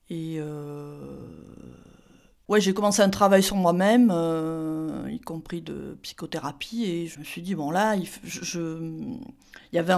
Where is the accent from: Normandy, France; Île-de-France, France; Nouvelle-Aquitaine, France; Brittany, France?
Nouvelle-Aquitaine, France; Landes, near Mont-de-Marsan; J'étais au lycée dans les Landes, donc euh, dans le sud-ouest, il y a eu beaucoup d'immigration portugaise. Il n'y avait pas un lycée qui proposait le portugais, sauf à Parentis en borne, mais moi j'étais près de Mont-de-Marsan, donc c'était beaucoup trop loin pour moi.